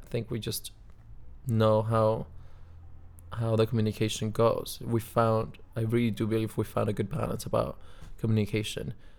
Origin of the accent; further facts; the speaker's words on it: Cuba; moved away; I'm from Cuba